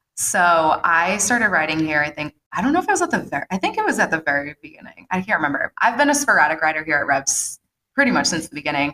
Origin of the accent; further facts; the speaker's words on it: Dedham, Massachusetts, United States; also born or lived in Natick, Massachusetts; Dedham, my hometown, mm-hmm. which I don't know if you knew, I'm 11th generation Dedham